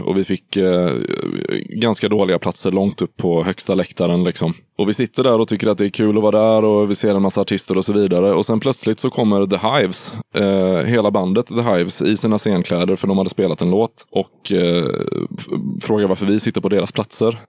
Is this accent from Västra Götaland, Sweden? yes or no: yes; Gothenburg, Västra Götaland, Sweden; Jag kommer ifrån Göteborg